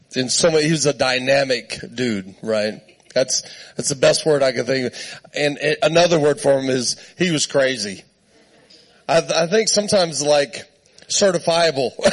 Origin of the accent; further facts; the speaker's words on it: Southern Arizona, United States; moved away as an adult; also born or lived in Texas / Great Falls, Montana; I was born in Texas, raised in Southern Arizona. I, I'm at, like, I lived outside of Tombstone, Arizona